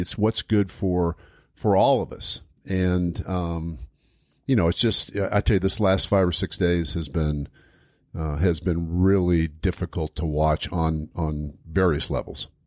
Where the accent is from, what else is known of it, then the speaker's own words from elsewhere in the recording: United States; as American citizens